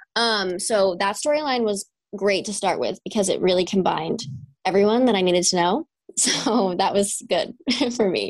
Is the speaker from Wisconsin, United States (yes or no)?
no; New York, United States; moved away; I'm from New York. I grew up in a little small town